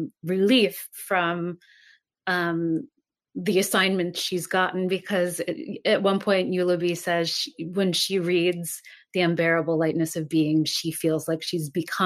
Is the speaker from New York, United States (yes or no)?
no; New Jersey, United States; New Jersey, so okay. In a suburb.